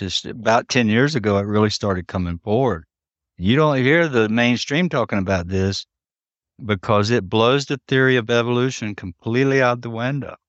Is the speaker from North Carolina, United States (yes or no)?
yes; around the Tuscarora tribe, North Carolina, United States; I was raised in and around the Tuscarora tribe, it's right here